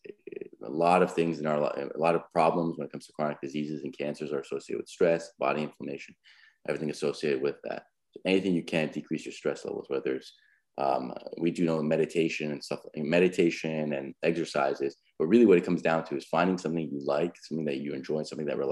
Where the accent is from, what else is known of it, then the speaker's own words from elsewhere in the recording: United States; also born or lived in California; as an American society